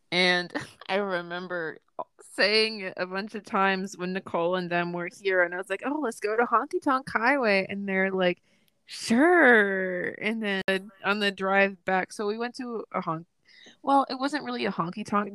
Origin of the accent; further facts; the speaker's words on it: Tennessee, United States; I've born and raised in Tennessee, but I'm the only one, except for like my brother, that has spent their entire life here